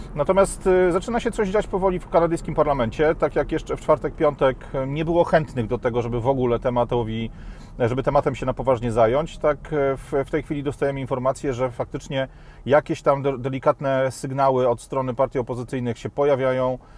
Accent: Poland; also born or lived in Warsaw; takich ludzi jak my z Polski

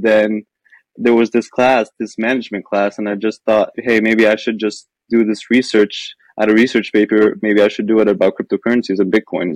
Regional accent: Lebanon; moved away as an adult; I'm Lebanese. I spent yeah, I spent the first the 17 years of my life in Lebanon

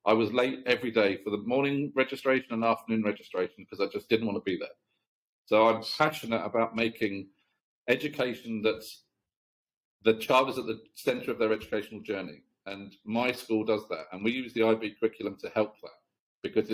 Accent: South Cambridgeshire, East of England, United Kingdom; moved away as an adult; now in Chennai, India; I grew up in a South Cambridgeshire village, very, very small, very quiet rural town

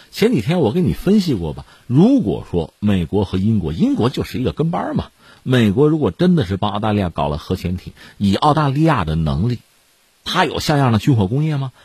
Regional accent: China; 我们中国人

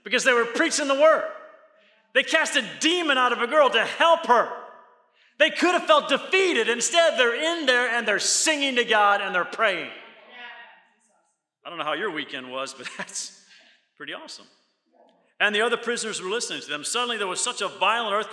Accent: Maine, United States; now in Orlando, United States; I was born in Maine.

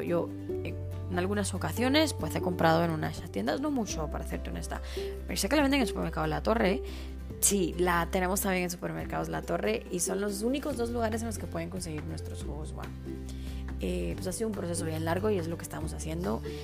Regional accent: Guatemala; como, como chapines

